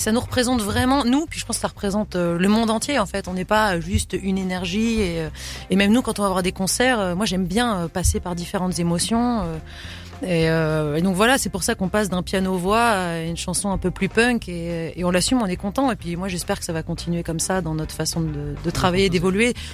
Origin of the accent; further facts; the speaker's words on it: Portugal; comme je suis portugaise